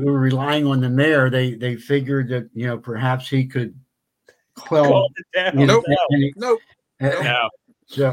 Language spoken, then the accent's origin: English; Philadelphia, Pennsylvania, United States; growing up in Philadelphia